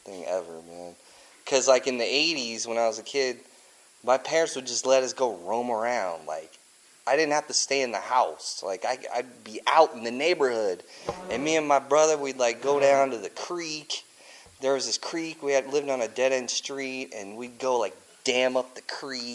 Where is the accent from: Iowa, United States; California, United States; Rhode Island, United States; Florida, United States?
Iowa, United States; Cedar Rapids; also born or lived in Peoria, Illinois; I was born in Peoria, Illinois. And then when I was like 1.5, we moved to Cedar Rapids, Iowa. And so that's the best childhood ever, man.